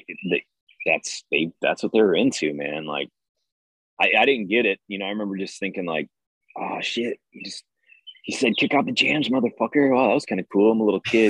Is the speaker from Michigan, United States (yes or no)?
yes; Detroit, Michigan, United States; I'm from Detroit